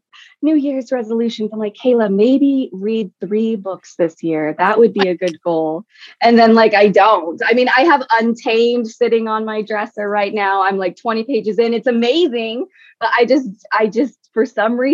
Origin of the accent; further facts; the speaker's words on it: Utah, United States; I'm from Utah